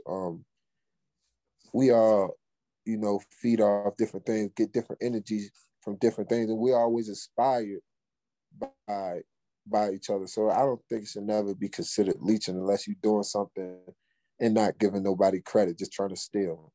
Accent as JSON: {"language": "English", "town": "Baltimore", "region": "Maryland", "country": "United States", "also_born_or_lived": "Fort Washington, Maryland", "said": "I'm from Baltimore. We don't even listen to go go. That's DC shit."}